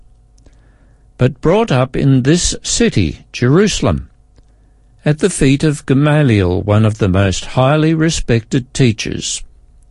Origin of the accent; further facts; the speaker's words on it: Australia; also born or lived in Adelaide, South Australia; I am Australian by birth. I am over 50 years old. I live in South Australia